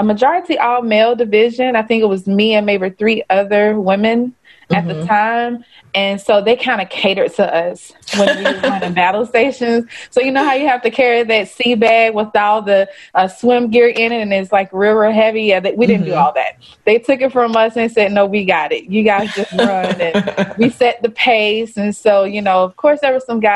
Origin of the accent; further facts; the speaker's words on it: Troy, Alabama, United States; I'm a Southerner, you know, grew up, born and raised in Alabama